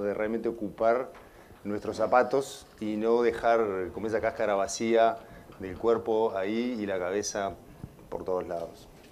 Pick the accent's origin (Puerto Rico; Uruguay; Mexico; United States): Uruguay; moved away as an adult; siempre tenía una patita acá, en, en Uruguay, porque soy uruguayo